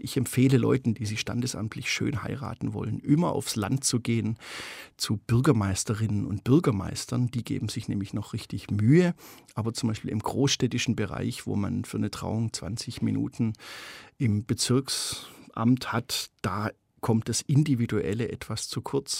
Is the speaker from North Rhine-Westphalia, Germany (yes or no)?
no; Stuttgart, Baden-Württemberg, Germany; Ich bin ein ganz normales Mittelschichts-Stuttgarter äh, Speckgürtelkind